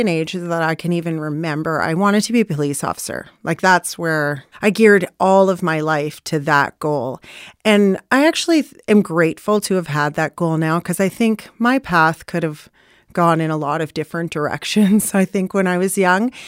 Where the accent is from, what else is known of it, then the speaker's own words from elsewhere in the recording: Newmarket, Ontario, Canada; also born or lived in Bradford; I grew up in Newmarket primarily. That's where I went to school. My earliest childhood memories of school was in Bradford.